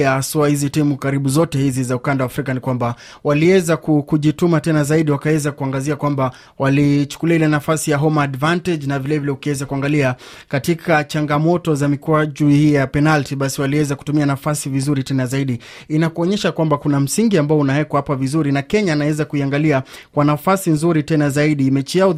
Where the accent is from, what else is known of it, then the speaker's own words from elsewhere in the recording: Tanzania; Nimelipokea kwa furaha nikiwa kama Mtanzania.